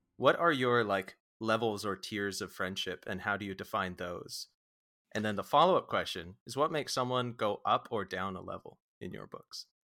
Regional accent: Vancouver, British Columbia, Canada; also born or lived in Oregon; we're, we're from Vancouver, uh, I think I was born even in, uh, Saint Paul's in downtown

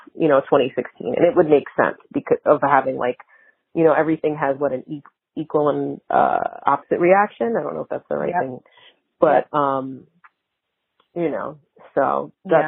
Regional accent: Mount Vernon, New York, United States; moved away; I grew up in New York, not right in the city. My parents both worked for the city, but I grew up in Mount Vernon, right outside of the city

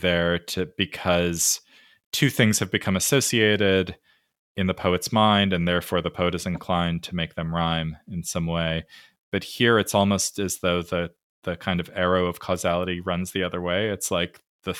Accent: California, United States; I grew up in California

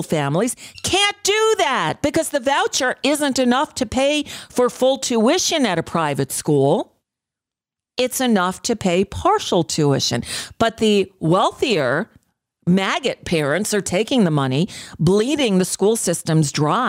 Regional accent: New York, United States; moved away; also born or lived in Florida; I come from New York

